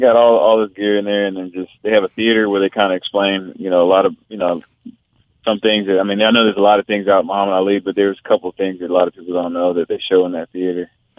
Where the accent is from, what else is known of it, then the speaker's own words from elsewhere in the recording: Pine Bluff, Arkansas, United States; born there; also born or lived in Hawaii / North Carolina / California; Well, no, I was born in Pine Bluff. I'm product of the United States Marine. I lived all over.